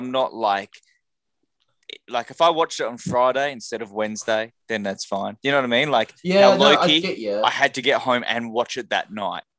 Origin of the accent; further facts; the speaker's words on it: Australia; I am so Aussie.